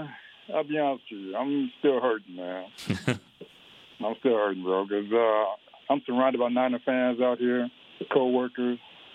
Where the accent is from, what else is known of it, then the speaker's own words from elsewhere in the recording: Galveston, Texas, United States; now in Honolulu, United States; I lived here for about 30 years. I'm originally from Galveston, Texas.